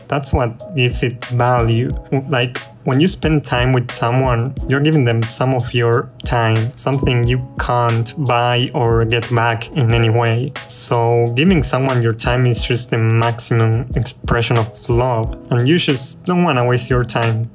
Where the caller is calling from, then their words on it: Argentina; I'm calling from Argentina